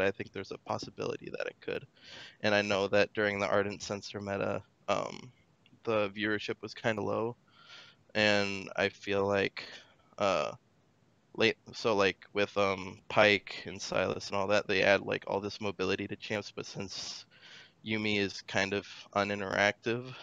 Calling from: Newton, Iowa, United States; Uh, Newton, Iowa.

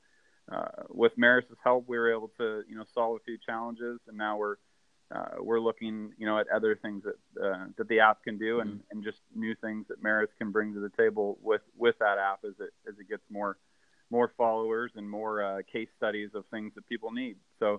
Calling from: Vancouver, Washington, United States; And I'm calling from Washington State. I'm in a little city called Vancouver, not Vancouver, BC, but Vancouver, Washington.

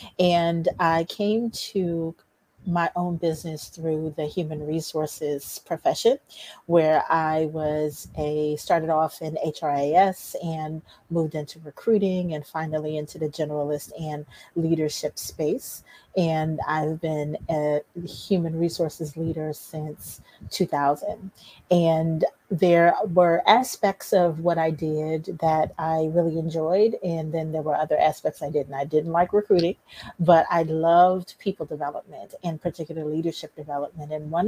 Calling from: District Heights, Maryland, United States; I am in District Heights, Maryland, which is right outside of Washington, D.C.

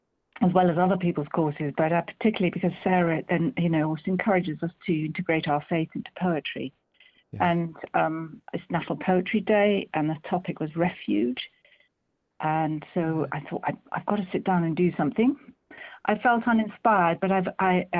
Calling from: Marlow, South East England, United Kingdom; I'm calling from Marlow in Buckinghamshire.

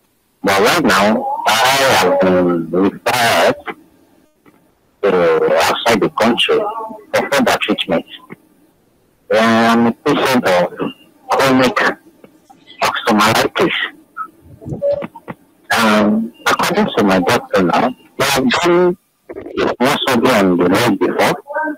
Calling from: Lagos, Nigeria; I'm calling you right now from the Lagos State Teaching Hospital

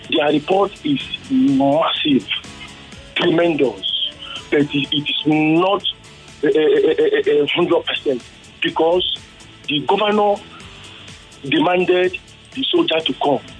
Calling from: Surulere, Lagos, Nigeria; I am … from Surulere.

